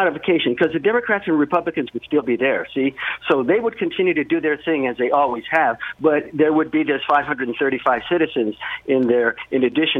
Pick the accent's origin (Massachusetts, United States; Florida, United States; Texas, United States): Texas, United States; El Paso; We had air exercises here in El Paso